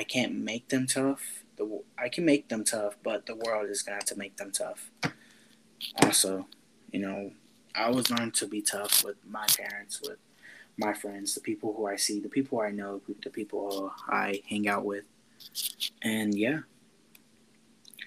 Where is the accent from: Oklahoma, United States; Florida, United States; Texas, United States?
Florida, United States; I was never born in Mexico. I was born in Florida